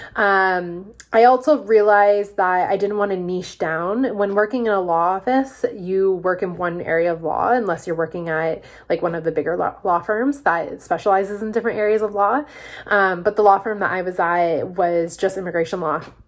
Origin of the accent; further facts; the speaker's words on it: Peterborough, Ontario, Canada; also born or lived in Toronto; I'm from Peterborough, Ontario, and the big city just really wasn't for me. I was coming back every single weekend